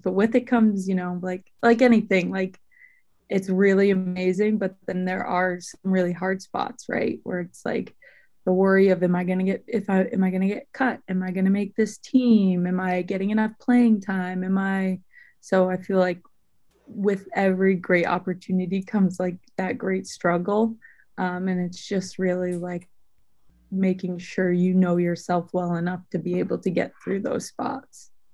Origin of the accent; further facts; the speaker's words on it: Boston, Massachusetts, United States; I'm from around Boston